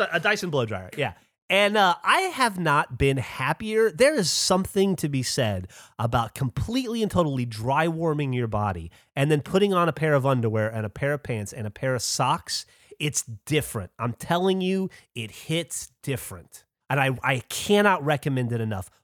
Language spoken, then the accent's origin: English; Alabama, United States; I grew up in Alabama